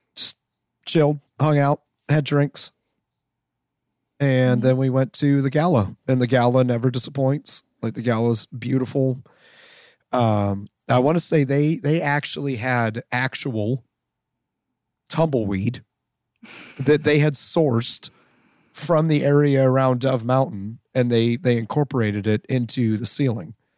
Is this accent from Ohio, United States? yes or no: yes; Canton, Ohio, United States; I'm from Canton.